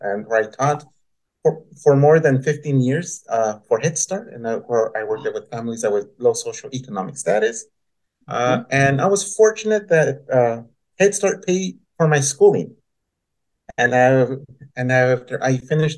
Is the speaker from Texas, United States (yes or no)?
yes; El Paso, Texas, United States; moved away; I was born and raised in El Paso, Texas